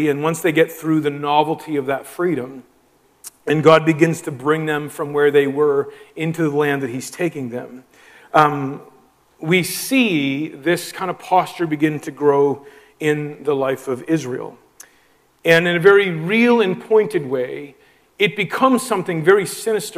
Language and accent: English; Moncton, New Brunswick, Canada; moved away as an adult; now in Prince Edward Island, Canada; Both of us kind of born and raised in the Moncton area